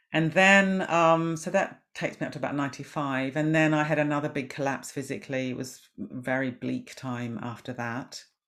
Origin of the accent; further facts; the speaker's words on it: New Zealand; moved away; I was brought up in New Zealand